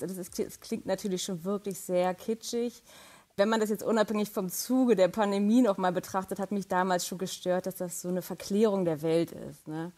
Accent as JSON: {"language": "German", "country": "Germany", "said": "als Deutsche"}